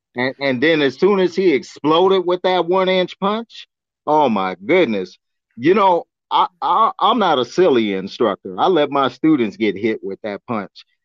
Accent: Augsburg, Bavaria, Germany; moved away; I was born in Augsburg, Germany, and, and I always wanted to go back to the old country

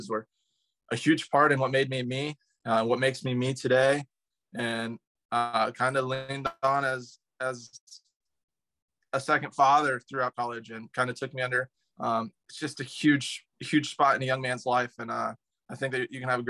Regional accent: Northern Indiana, United States; growing up in Northern Indiana

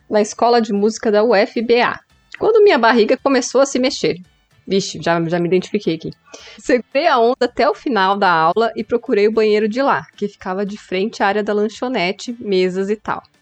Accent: Ceará, Brazil; Ah, tá, agora faz sentido. já bem que eu sou do Ceará, né, ouvinte?

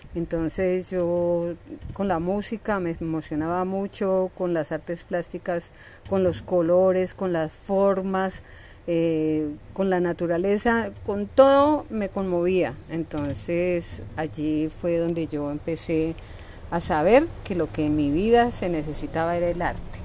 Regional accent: Cali, Valle del Cauca, Colombia; gestora cultural de la Comuna 9, artista del Valle del Cauca y de Cali

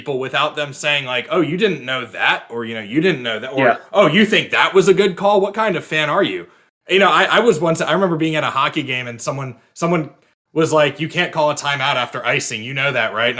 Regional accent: Virginia, United States; my home state of Virginia

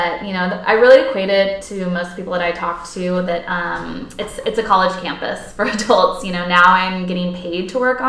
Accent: Portland, Oregon, United States; I'm from Portland, Oregon, grew up with it in my backyard

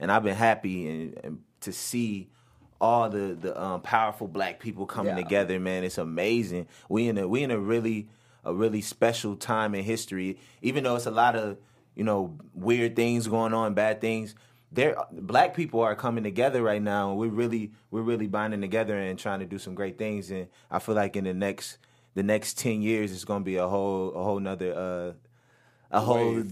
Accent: Minneapolis, Minnesota, United States; I'm from Minneapolis, Minnesota, North Side, where … is from, and coming up from the North Side

